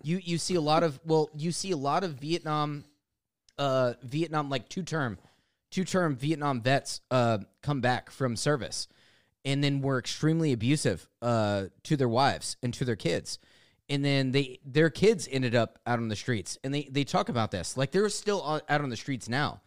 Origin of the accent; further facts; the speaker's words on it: United States; as an American